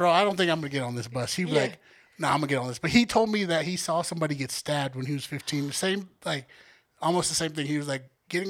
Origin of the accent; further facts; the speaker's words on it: Denver, Colorado, United States; we're from Denver